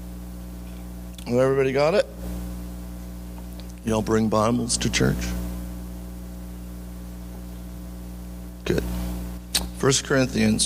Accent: California, United States; moved away as an adult; now in Maui, United States; when we were growing up in California

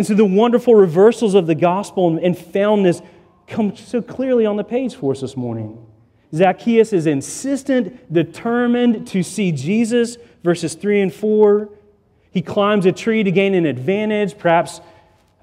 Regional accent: Chattanooga, Tennessee, United States; I grew up in Chattanooga, Tennessee

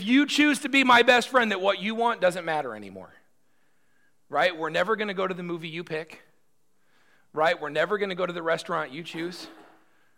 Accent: United States

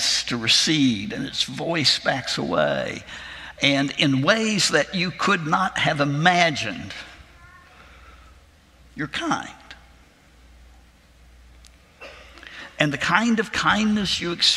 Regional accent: Arkansas, United States; my home state of Arkansas

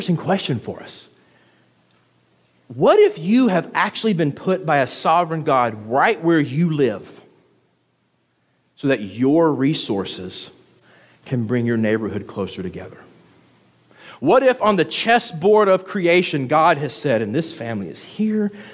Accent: the South, United States; moved away; I'm from the South

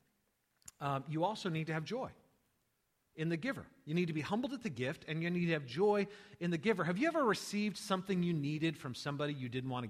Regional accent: United States; I'm an American.

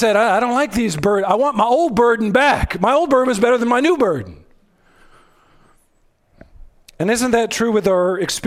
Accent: United States; We're Americans.

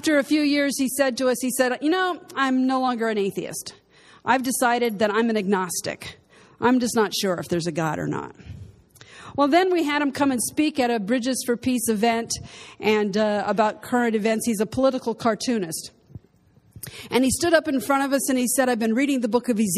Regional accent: United States; moved away as an adult; now in Israel; in America, where I grew up in the United States

